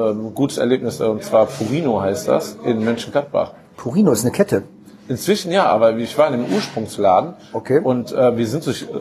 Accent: Italy; Und das war ähm, als Italiener ziemlich

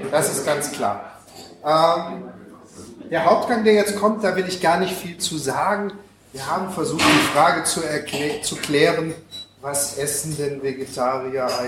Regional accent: Düsseldorf, North Rhine-Westphalia, Germany; Ich bin auch aus Düsseldorf.

